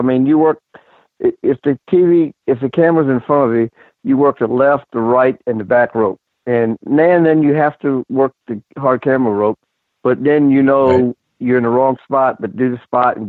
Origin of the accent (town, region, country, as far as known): Richmond, Virginia, United States; born or raised there